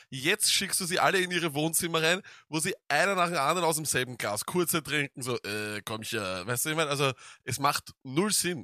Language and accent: German; Vienna, Austria; bei uns in Wien